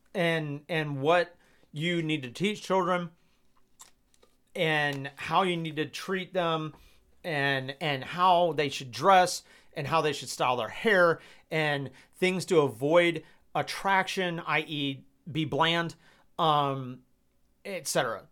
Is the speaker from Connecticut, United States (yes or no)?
no; Georgia, United States; I'm from Georgia